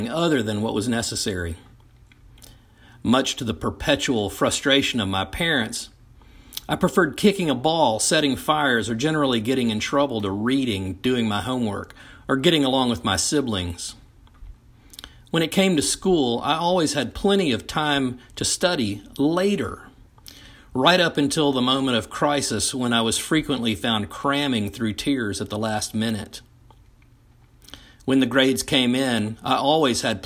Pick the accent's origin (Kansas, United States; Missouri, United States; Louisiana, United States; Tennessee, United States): Tennessee, United States; Knoxville; in the fifth grade growing up in Knoxville, Tennessee